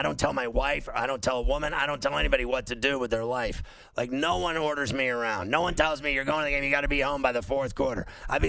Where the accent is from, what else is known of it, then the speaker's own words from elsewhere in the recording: Huntington Beach, California, United States; I'm from Huntington Beach in some capacity or another